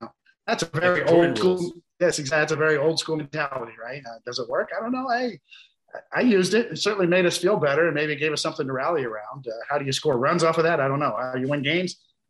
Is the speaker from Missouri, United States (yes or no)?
yes; Kansas City, Missouri, United States; I grew up in Kansas City.